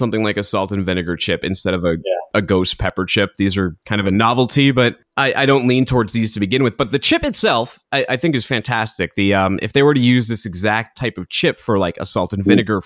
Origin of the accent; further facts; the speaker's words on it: Northeast, United States; moved away; also born or lived in Southern California; I'm from the Northeast